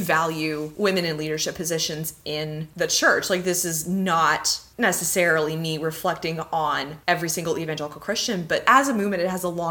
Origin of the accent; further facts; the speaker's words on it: Tulsa, Oklahoma, United States; I grew up in Tulsa, Oklahoma